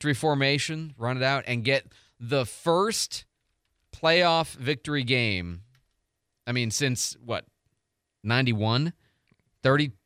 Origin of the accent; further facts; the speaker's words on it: Chicago, Illinois, United States; also born or lived in Pontiac, Michigan; We moved to Chicago